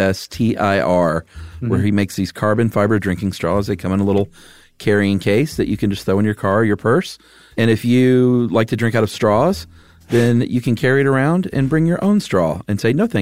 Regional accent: Georgia, United States; and I'm from Georgia.

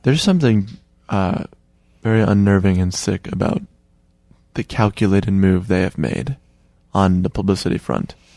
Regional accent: Chicago, Illinois, United States; someone who was born and raised in Chicago

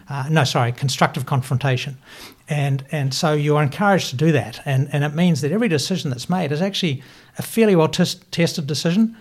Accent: Invercargill, Southland, New Zealand; moved away as an adult; also born or lived in United States; now in Auckland, New Zealand; I'm from Invercargill.

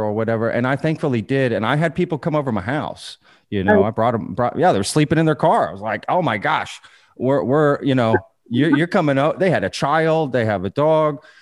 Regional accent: Texas, United States; I'm a Texan

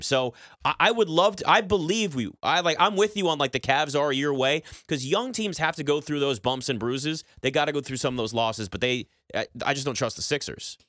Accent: Washington, District of Columbia, United States; you say D C.

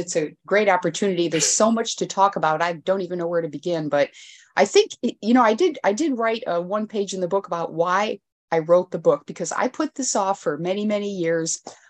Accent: Elmira, New York, United States; so I'm actually from Elmira, New York.

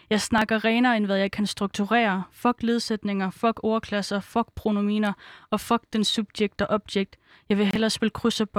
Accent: Svendborg, Southern Denmark, Denmark; born there; Jamen, jeg kommer fra Fyn. Nej, men altså, hvor kommer du fra? Jamen, altså, jeg, jeg er født på Fyn, altså, jeg er født i Svendborg.

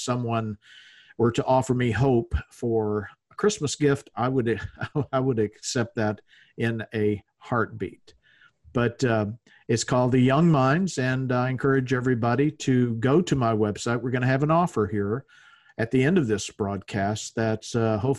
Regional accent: Louisiana, United States; moved away; I'm from the South originally. I'm from Louisiana

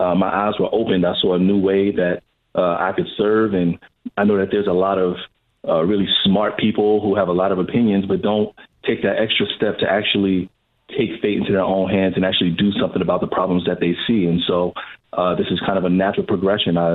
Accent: New York City, New York, United States; now in California, United States; I'm originally from Brooklyn, New York

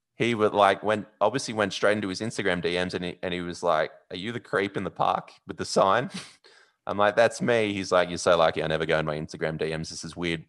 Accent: Sydney, New South Wales, Australia; I'm from Sydney

